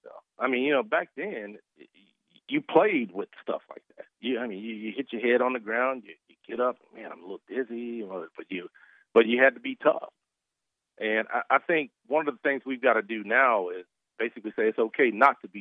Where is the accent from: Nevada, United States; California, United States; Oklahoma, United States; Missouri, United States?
Oklahoma, United States; Duncan; me growing up in Duncan, Oklahoma